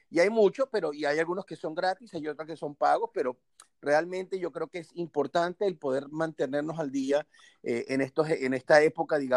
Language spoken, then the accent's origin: Spanish; Venezuela; now in Tampa, United States; soy venezolano, vivo en Tampa.